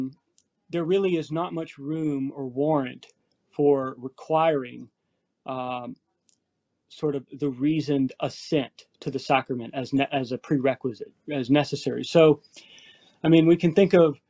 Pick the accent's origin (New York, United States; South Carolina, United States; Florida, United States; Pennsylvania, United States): South Carolina, United States; Anderson; moved away as an adult; also born or lived in Virginia / Washington, D.C.; now in Belmont, United States; I am a native from South Carolina. Grew up in Anderson